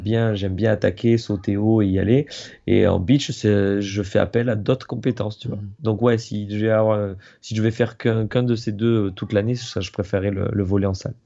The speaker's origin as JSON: {"language": "French", "town": "Montpellier", "region": "Occitania", "country": "France", "said": "je suis de Montpellier"}